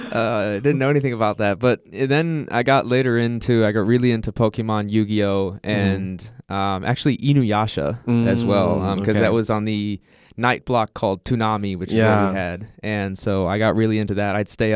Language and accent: English; Ohio, United States